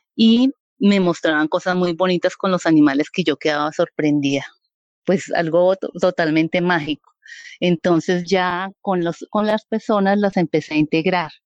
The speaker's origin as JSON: {"language": "Spanish", "town": "Vianí", "region": "Cundinamarca", "country": "Colombia", "also_born_or_lived": "Bogotá", "moved": "yes", "lives_now": "San Francisco, Colombia", "said": "yo soy de un pueblito o municipio de Colombia que se llama Vianí, Cundinamarca"}